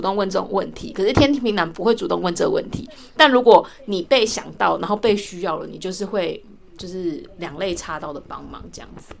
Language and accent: Chinese; southern Taiwan, Taiwan; moved away; 像我是南部人